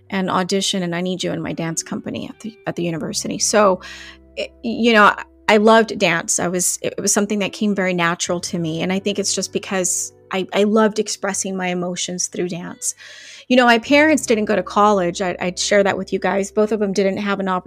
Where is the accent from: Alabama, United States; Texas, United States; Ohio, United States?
Texas, United States; McAllen; also born or lived in Laredo, Texas; I was born in Laredo, Texas, but I was raised here in McAllen